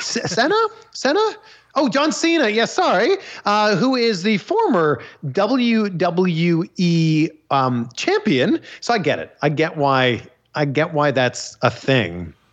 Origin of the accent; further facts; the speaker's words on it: Canada; I'm Canadian